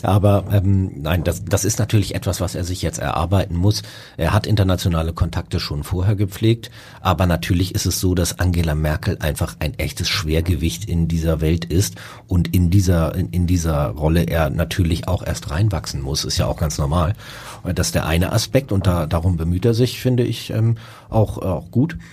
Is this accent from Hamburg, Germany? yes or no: yes; Hamburg, Germany; als Hamburger